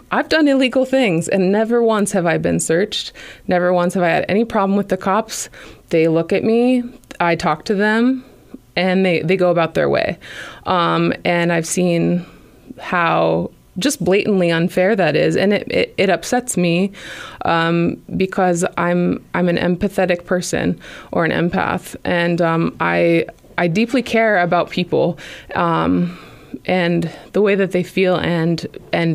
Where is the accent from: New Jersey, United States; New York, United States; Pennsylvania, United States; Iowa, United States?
Iowa, United States; Clarion; also born or lived in Indianola, Iowa; I grew up, as you said, Clarion, Iowa, small rural town